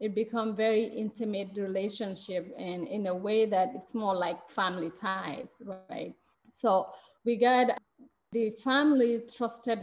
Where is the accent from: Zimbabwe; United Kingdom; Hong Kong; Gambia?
Gambia; moved away as an adult; now in Madison, United States; I'm from Gambia, and I, like you already mentioned, I've been here 20 years